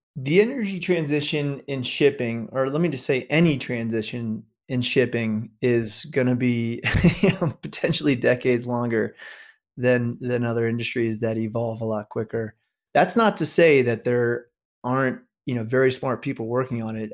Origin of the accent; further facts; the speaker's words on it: New York, United States; I grew up in New York